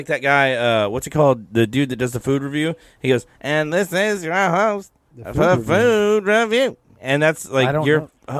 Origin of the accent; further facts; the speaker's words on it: Southeast Texas, United States; I'm actually from Southeast Texas.